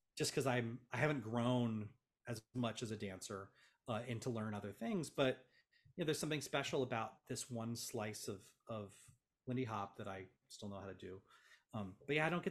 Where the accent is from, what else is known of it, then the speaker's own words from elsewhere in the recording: Los Angeles, California, United States; as an Angeleno